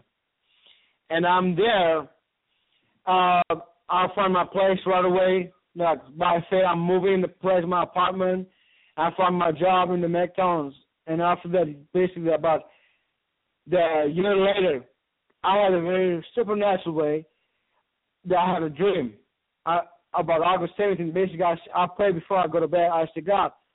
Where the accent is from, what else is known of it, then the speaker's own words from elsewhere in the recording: Istanbul, Turkey; I'm from Istanbul, Turkey. I born and raised from there